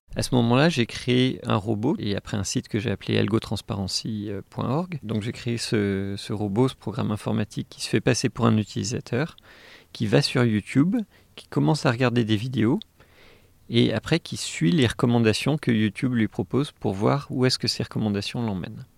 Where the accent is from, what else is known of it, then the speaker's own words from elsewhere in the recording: Saint-Étienne, Auvergne-Rhône-Alpes, France; moved away; also born or lived in Los Angeles; je suis né à Saint-Étienne